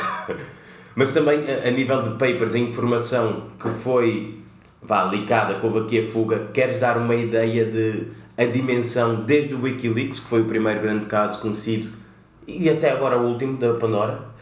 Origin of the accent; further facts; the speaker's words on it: Cape Verde; como cabo-verdianos que somos